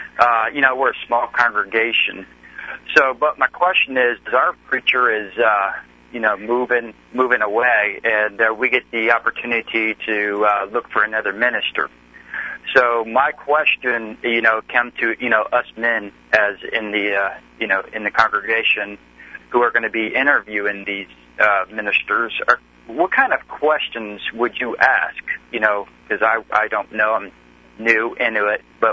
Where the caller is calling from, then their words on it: Florida, United States